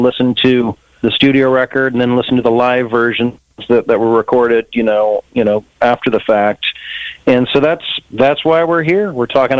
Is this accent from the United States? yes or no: yes; Southern California, United States; I was born in Southern California